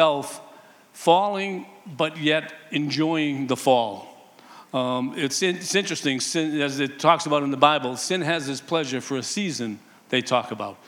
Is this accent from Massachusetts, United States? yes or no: yes; Boston, Massachusetts, United States; I grew up in humble beginnings in the East Boston housing projects.